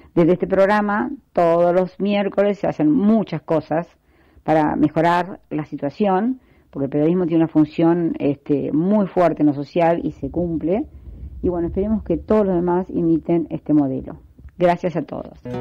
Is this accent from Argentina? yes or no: yes; Argentina; lo siento como argentina y lo siento porque ya estoy en una edad donde ya no me puedo ir del país